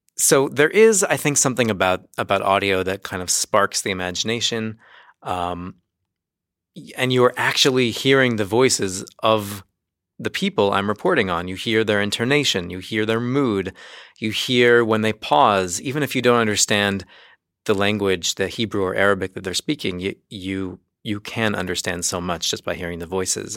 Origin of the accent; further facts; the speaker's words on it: United States; moved away as an adult; now in Jerusalem, Israel; I do come in as the American journalist